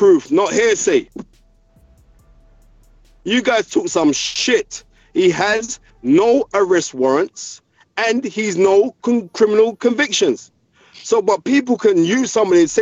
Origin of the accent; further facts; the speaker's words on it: United Kingdom; I love being from Great Britain